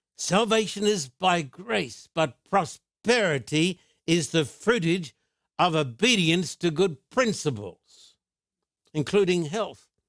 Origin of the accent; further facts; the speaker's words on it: Australia; I was brought up in Australia